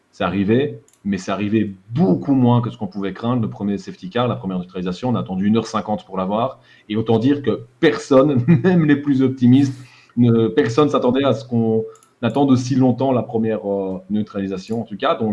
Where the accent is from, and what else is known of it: Borinage, Wallonia, Belgium; accent: Borinage